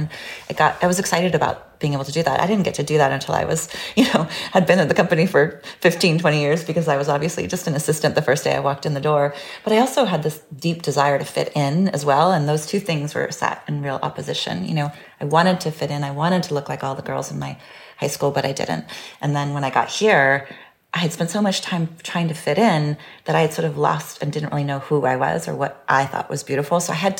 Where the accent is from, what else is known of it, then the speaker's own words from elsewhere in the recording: California, United States; because I grew up in California and I sort of understood one idea of beauty.